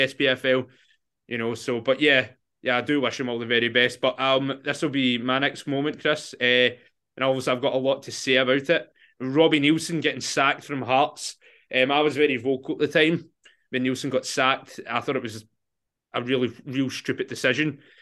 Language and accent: English; Clydebank, Scotland, United Kingdom; I'm from Clybank.